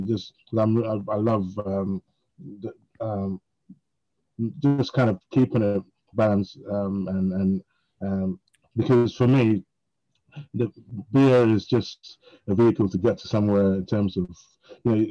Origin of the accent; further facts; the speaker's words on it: London, United Kingdom; moved away; I grew up in North London, and the buses were running 24/7.